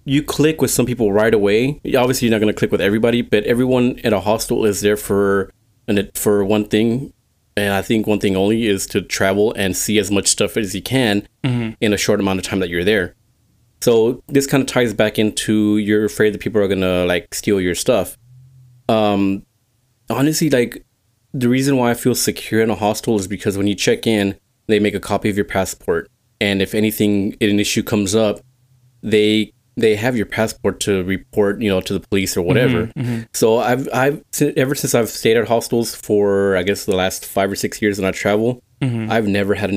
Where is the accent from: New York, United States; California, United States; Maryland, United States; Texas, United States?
Texas, United States; we're from Texas